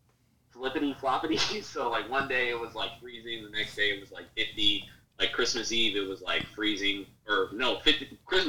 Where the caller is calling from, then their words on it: Virginia, United States; I'm calling from Virginia.